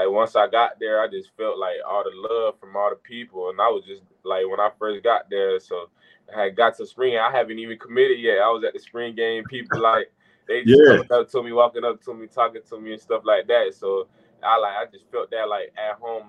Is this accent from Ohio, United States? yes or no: yes; Dayton, Ohio, United States; moved away as an adult; also born or lived in Jackson, Mississippi; I'm from Dayton, Ohio, so I went to Charlotte Madison High School. It's one of the powerhouses in my city